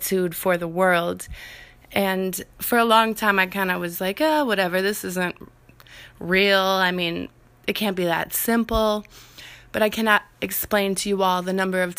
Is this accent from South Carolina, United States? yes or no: no; Minnesota, United States; I'm from Minnesota